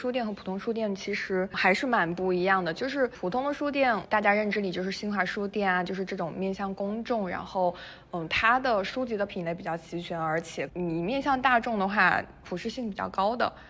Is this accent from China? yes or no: yes; Shandong, China; moved away as an adult; also born or lived in Beijing / United Kingdom; now in Dali, China; 我是山东人。